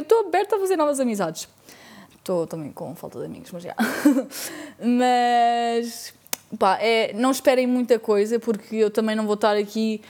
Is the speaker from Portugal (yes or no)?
yes; Portugal; also born or lived in Spain / Lisbon; sou portuguesa, porém vivi 4 anos em Espanha quando era mais nova. Fui para lá com 8 anos e voltei para Portugal com 12 anos